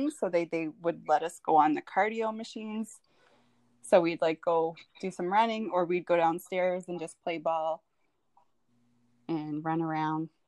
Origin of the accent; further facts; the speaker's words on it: Truro, Nova Scotia, Canada; moved away as an adult; also born or lived in Toronto / Calgary; now in Ontario, Canada; I'm from the Mi'kmaq Nation. Uh, I grew up in Millbrook First Nation and uh, it is just outside of Truro, which is about an hour south from Halifax